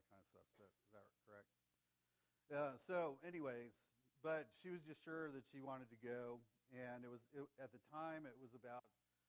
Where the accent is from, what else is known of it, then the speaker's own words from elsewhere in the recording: Ohio, United States; I'm from Ohio.